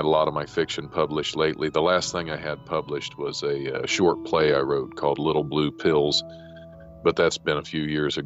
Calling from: Dayton, Ohio, United States; I'm calling from Dayton, Ohio. I'm a stand-up comic here locally

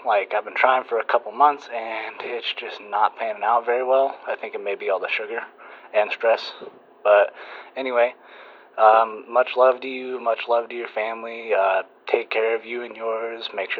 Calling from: California, United States; I'm calling in from Weirville, California.

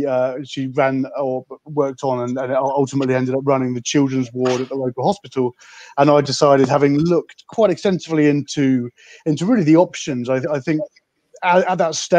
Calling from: London, United Kingdom; So I'm dialing in from London in a very quiet and empty city at the moment.

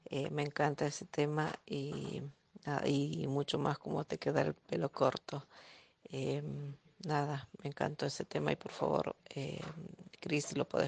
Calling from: Avellaneda, Buenos Aires Province, Argentina; de Avellaneda y me encanta el invitado de hoy.

